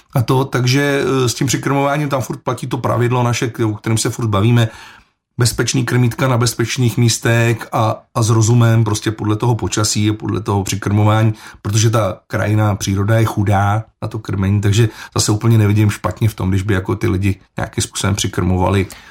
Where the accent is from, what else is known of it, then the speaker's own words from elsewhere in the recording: Plzeň, Plzeň Region, Czechia; já sám jsem z Dubrovky, takže ten chlum tam znám.